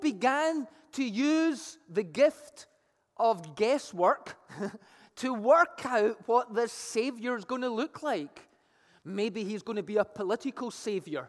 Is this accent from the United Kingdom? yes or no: yes; Scotland, United Kingdom; moved away; I played Pass the Parcel growing up in Scotland as a kid